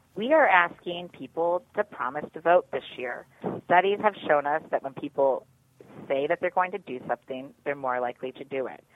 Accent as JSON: {"language": "English", "region": "Pennsylvania", "country": "United States", "said": "my home state of Pennsylvania"}